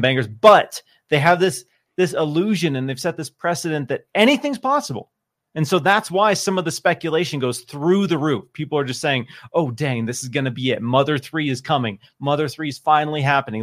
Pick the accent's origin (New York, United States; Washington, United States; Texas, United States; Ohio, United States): Washington, United States; Seattle; moved away; I come from Seattle